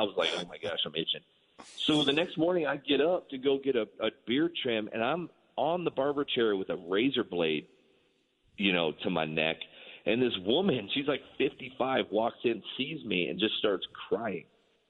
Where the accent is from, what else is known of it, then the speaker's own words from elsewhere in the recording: San Francisco, California, United States; I've been a Giants fan since I was a little kid. I'm from San Francisco.